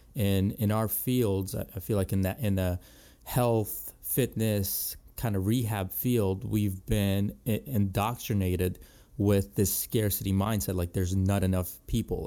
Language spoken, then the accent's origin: English; Ellicott City, Maryland, United States; in my hometown and, in Ellicott City, Maryland.